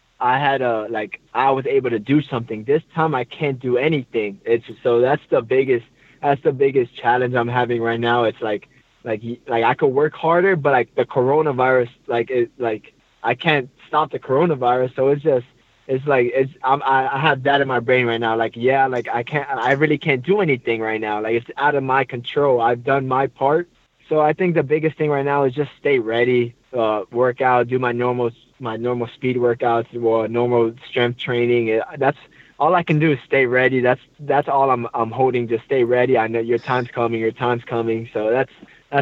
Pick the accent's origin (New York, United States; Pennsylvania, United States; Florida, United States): Florida, United States; Miami; moved away as an adult; now in Montreal, Canada; I'm from Miami